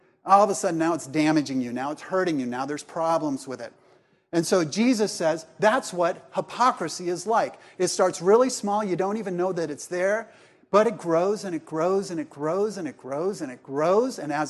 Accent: Columbia, South Carolina, United States; I'm from Columbia, South Carolina, and so are these two.

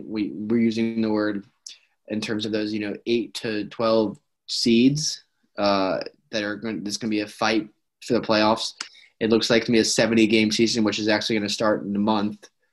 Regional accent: United States; as an American

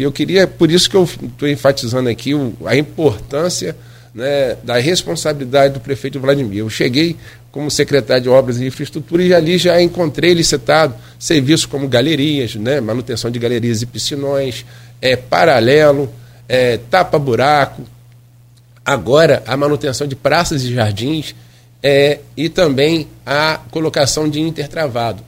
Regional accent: Caju, Pecuária, Rio de Janeiro, Brazil; na região onde, onde eu cresci, nasci e cresci, que é Caju, Pecuária, Nova Brasília

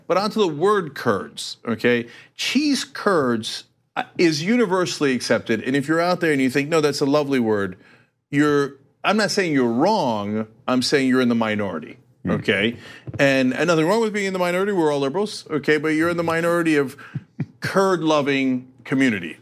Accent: Turkey; moved away; I am from Turkey

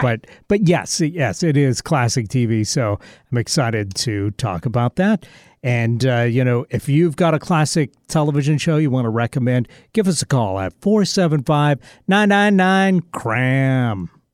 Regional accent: Seattle, Washington, United States; I say, "Seattle."

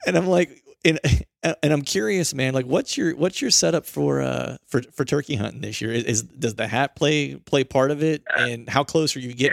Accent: Pennsylvania, United States; I'm from Pennsylvania

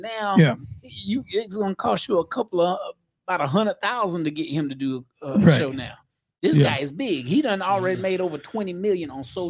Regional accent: Clayton, United States; born or raised there

